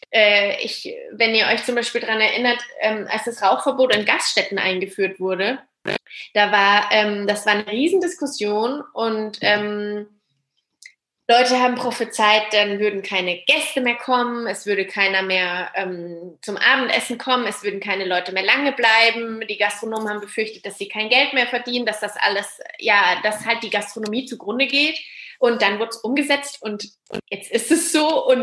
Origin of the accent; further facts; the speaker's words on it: Würzburg, Bavaria, Germany; ich bin ja aus Würzburg, also ich äh, komme von hier und bin auch wieder hierher zurückgekommen